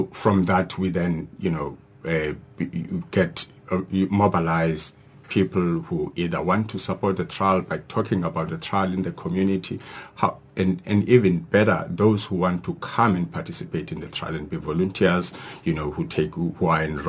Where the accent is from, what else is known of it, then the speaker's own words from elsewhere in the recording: Mthatha, Eastern Cape, South Africa; Yes, we cannot forget one in happening in Mthatha, which is my hometown in the Eastern Cape.